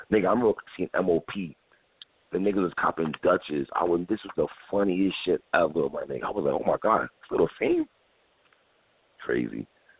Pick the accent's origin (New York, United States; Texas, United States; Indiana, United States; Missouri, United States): New York, United States; New York City; I'm from Crown Heights